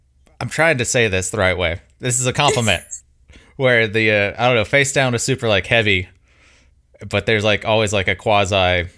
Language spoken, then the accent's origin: English; Mobile, Alabama, United States; moved away as an adult; now in Birmingham, United States; growing up in Mobile, like Pensacola is 45 minutes away